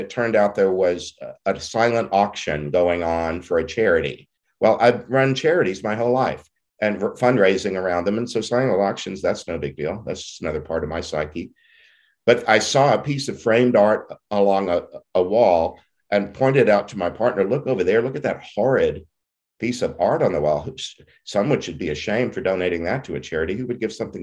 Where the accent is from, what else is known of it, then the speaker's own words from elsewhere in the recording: Southeast Texas, United States; I didn't know very many Jews growing up in Southeast Texas